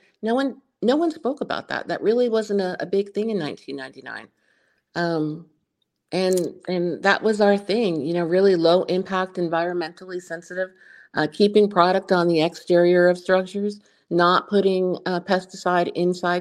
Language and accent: English; New Jersey, United States; moved away as an adult; also born or lived in San Diego; now in Florida, United States; I'm originally from New Jersey in the 80s